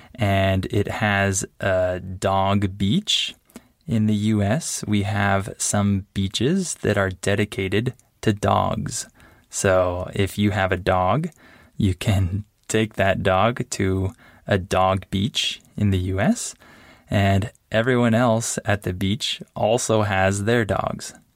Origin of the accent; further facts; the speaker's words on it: San Diego, California, United States; moved away as an adult; now in Mexico; I grew up in Southern California and I spent most of my time in San Diego.